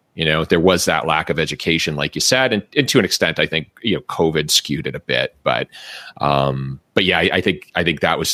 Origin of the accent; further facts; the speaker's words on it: Massachusetts, United States; in my home state of Massachusetts